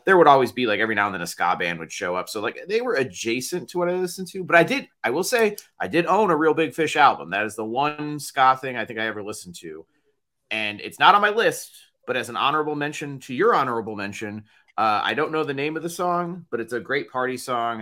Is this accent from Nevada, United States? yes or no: no; Chicago, Illinois, United States; we're very Chicago, we're, we're from Chicago